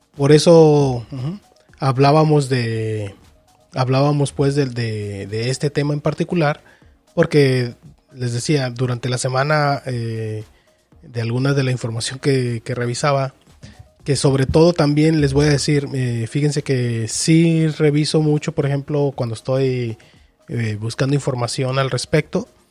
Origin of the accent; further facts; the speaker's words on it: Mexico; nosotros que somos de México.